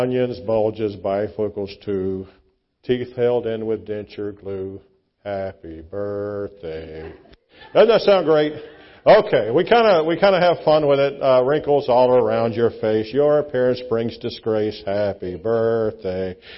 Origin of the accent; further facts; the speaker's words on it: Louisiana, United States; moved away; I'm from Louisiana originally.